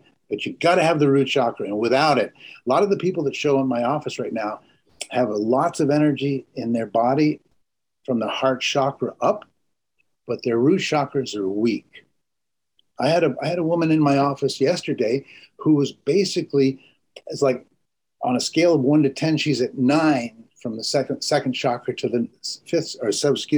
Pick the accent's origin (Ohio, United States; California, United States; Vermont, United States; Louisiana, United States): Vermont, United States; I grew up in Vermont